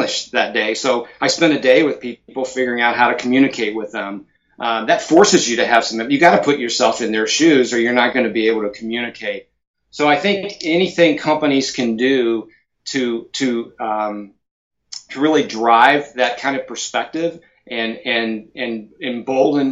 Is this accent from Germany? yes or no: no; United States; as an American